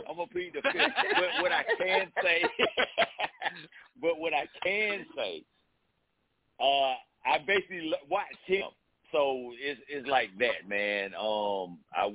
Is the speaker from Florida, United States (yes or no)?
yes; Jacksonville, Florida, United States; now in Albany, United States; I'm born and raised in Jacksonville, moved to Albany, Georgia. And this is where I stay